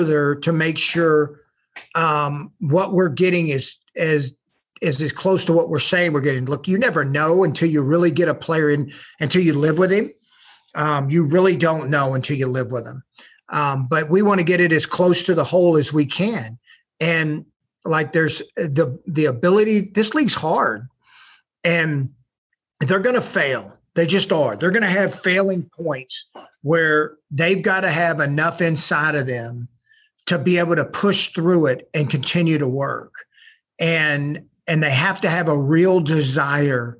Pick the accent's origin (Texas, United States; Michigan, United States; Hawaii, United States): Texas, United States; Galveston; I was from the Galveston area